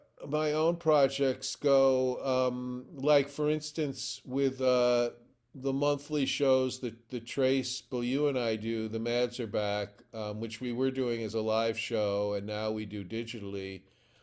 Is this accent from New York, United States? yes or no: yes; New York City, New York, United States; I mean, I grew up in New York City, and there were at least five full-time revival houses, movie theaters